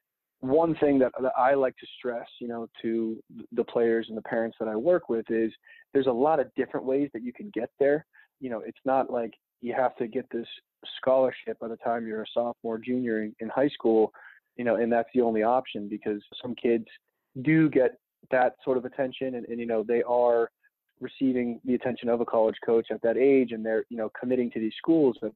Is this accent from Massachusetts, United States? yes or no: yes; Quincy, Massachusetts, United States; Growing up in Quincy, it's not a hotbed for lacrosse by any means